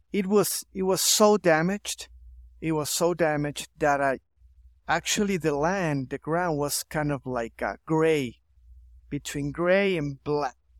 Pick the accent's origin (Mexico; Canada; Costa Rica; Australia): Mexico; Chihuahua; also born or lived in St. Louis, Missouri, United States; I'm here from Chihuahua, Mexico. I've been here all my life.